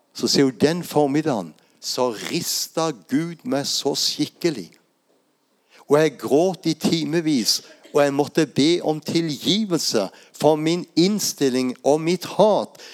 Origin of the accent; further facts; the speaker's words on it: Lindesnes, Agder, Norway; Jeg vokste opp der på Lindesnes og er vant til å stå i blåsten